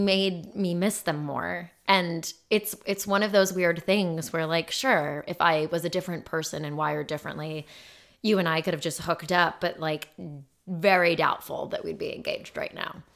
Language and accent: English; Phoenix, Arizona, United States; moved away; I grew up in Phoenix